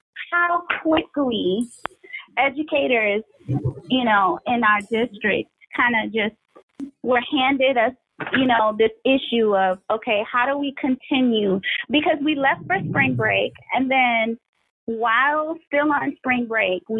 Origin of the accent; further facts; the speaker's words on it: Beaufort, South Carolina, United States; moved away as an adult; now in Savannah, United States; I am originally from Beaufort, South Carolina, and I taught there for about 10 years